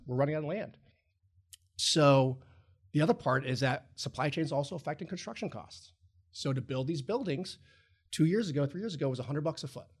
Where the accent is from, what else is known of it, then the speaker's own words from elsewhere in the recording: Roanoke, Virginia, United States; moved away as an adult; also born or lived in Ohio / Chicago; I'm originally from Roanoke, Virginia